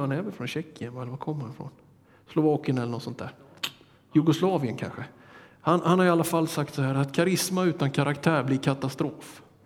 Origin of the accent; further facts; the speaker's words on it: Småland highlands, Sweden; från min hembygd